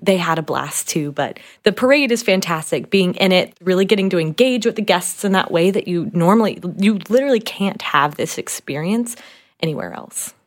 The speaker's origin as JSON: {"language": "English", "town": "Slidell", "region": "Louisiana", "country": "United States", "tie": "born or raised there", "moved": "yes", "said": "I'm from the New Orleans area, specifically Slidell, Louisiana"}